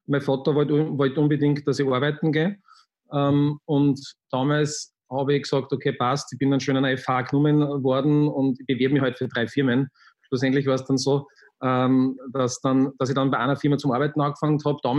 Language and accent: German; Linz, Upper Austria, Austria; ich bin am Stadtrand von Linz aufgewachsen. Ähm, das war recht, recht lässig, weil da sehr viel Grünes war.